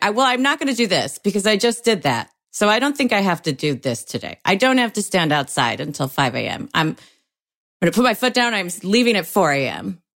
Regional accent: Oak Park, Illinois, United States; also born or lived in Springfield / Chicago; I grew up in Oak Park

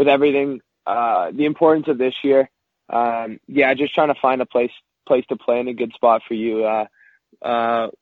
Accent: Toronto, Ontario, Canada; I grew up in North York, Toronto, Ontario, just outside of the city

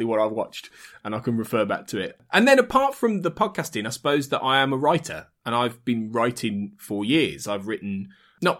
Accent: Birmingham, West Midlands, United Kingdom; So I'm from Birmingham in the Midlands, and born and bred in slightly north Birmingham

